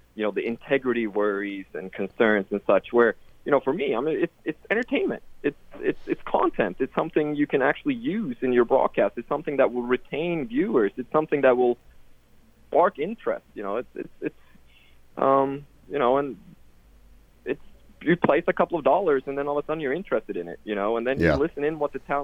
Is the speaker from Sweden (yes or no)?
yes; Sweden; I'm European myself. I grew up in Sweden, and I always had betting around me